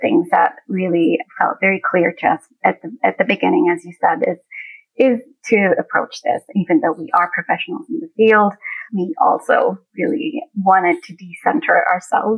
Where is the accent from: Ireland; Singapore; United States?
Singapore; as an immigrant family growing up in Singapore at the time